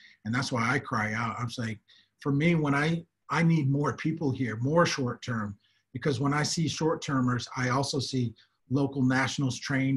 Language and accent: English; United States; moved away as an adult; now in South Africa; I am an American here in Africa, but I've been here for working in Africa for over 20, 25 years, short-term and long-term, here in South Africa for over 16 years